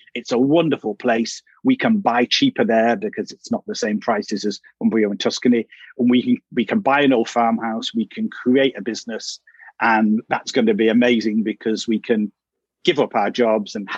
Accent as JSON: {"language": "English", "town": "Manchester", "region": "North West England", "country": "United Kingdom", "also_born_or_lived": "London", "moved": "as an adult", "said": "I'm from Manchester in the north of England"}